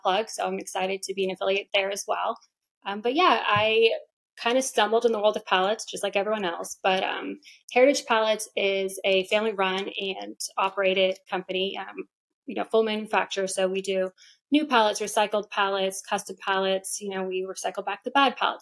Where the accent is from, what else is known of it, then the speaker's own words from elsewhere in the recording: Boston, Massachusetts, United States; now in Georgia, United States; I'm from Boston myself